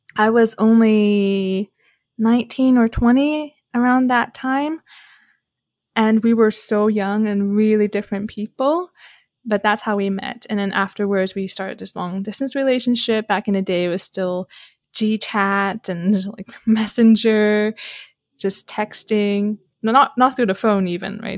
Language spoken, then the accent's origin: English; Canada; I'm Canadian